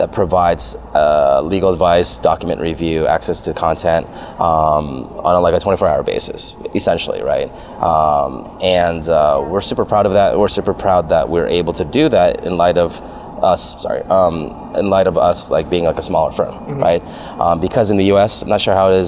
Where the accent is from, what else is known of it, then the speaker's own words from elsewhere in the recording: San Jose, California, United States; now in Los Angeles, United States; I grew up in San Jose, so I grew up a Sharks fan